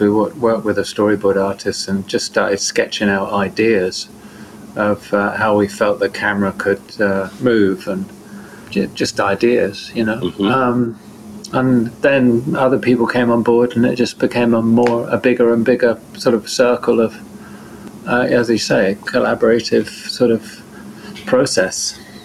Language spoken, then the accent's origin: English; Devon, South West England, United Kingdom; I'm from Devon, in southern England